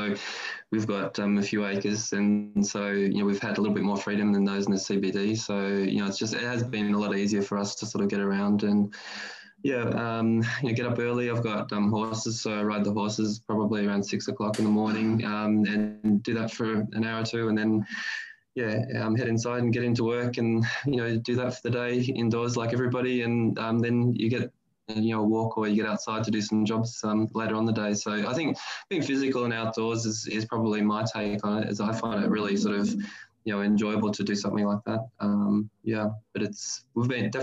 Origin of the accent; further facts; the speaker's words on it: Australia; as a kid growing up in Australia in the, you know, 80s